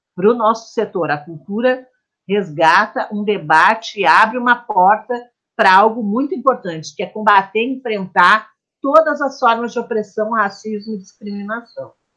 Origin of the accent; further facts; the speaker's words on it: Porto Alegre, Rio Grande do Sul, Brazil; nascida e criada em Porto Alegre, Rio Grande do Sul